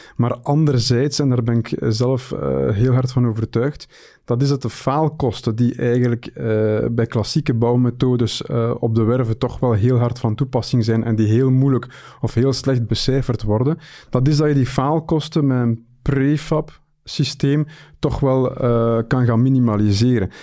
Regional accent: Belgium; bij ons in de Belgische eh, markt

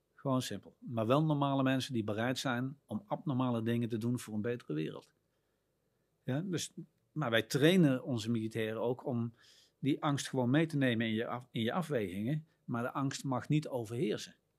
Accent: Netherlands; als Nederlanders

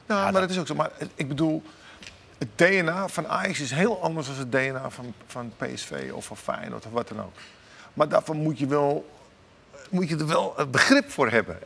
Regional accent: Amsterdam, North Holland, Netherlands; ik ben Amsterdammer

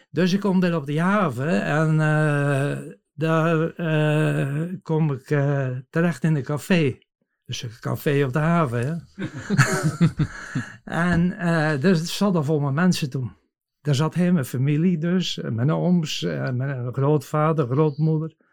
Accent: Ouddorp, South Holland, Netherlands; uit Oudorp. Tijdens de ramp woonden wij op een boerderij, ongeveer 2,5 kilometer buiten Oudorp.

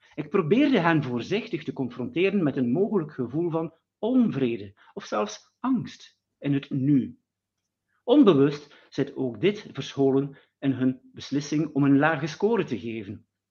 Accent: West Flanders, Belgium; ik kom uit België, West-Vlaanderen

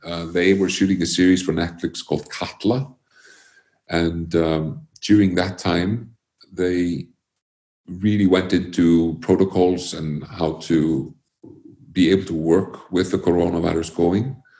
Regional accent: Iceland; born or raised there; also born or lived in Connecticut, United States

